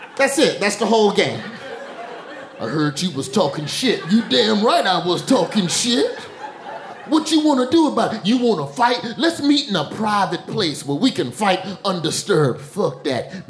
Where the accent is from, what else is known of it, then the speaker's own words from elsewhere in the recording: Alabama, United States; now in New York, United States; I'm from Alabama, the southerner in me